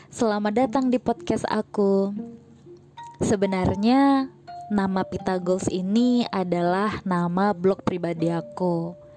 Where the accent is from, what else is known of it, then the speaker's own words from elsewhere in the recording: Banyuwangi, East Java, Indonesia; accent: medok; now in Jakarta, Indonesia; By the way, aku ngomongnya medok ya, karena aku memang asli Jawa, tepatnya arek asli Banyuwangi. Domisili aku sekarang di Jakarta dari akhir tahun 2012. Aku lahir tahun 92